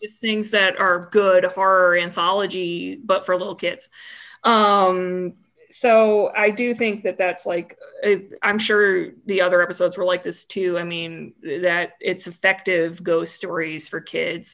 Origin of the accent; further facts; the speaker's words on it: United States; being dumb American